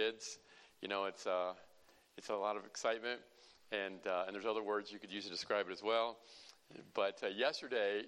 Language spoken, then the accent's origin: English; Illinois, United States; We're from the People's Socialist Republic of Illinois.